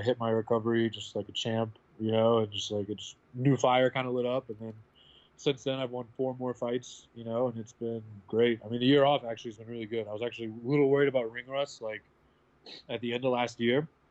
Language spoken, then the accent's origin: English; Midwest, United States; I come from the Midwest, where like a lot of guys will just like take any fight